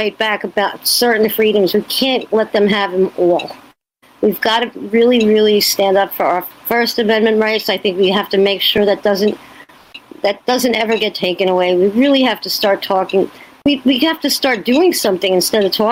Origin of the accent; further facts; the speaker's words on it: New York, United States; by being a New Yorker